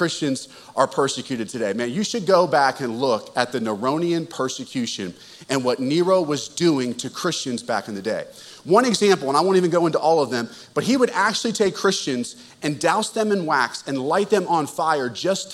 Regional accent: Russellville, Arkansas, United States; I'm from Russellville

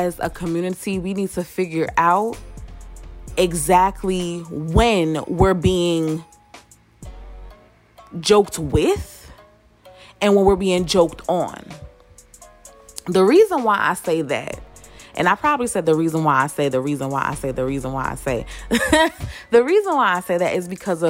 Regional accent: New York, United States; I'm from New York

